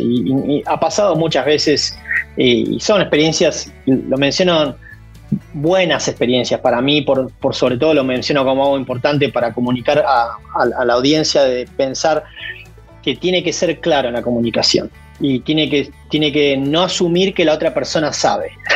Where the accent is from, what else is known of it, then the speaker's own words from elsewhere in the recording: Argentina; moved away as an adult; now in Kansas, United States; como buen argentino